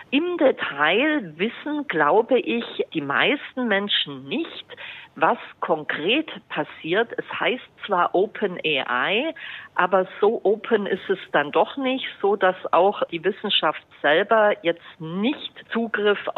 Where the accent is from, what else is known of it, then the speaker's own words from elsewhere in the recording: Bavaria, Germany; Also ein findiger äh, Journalist hier aus meiner Heimat hat äh, zum Beispiel ChatGPT gefragt, nenne fünf berühmte Franken.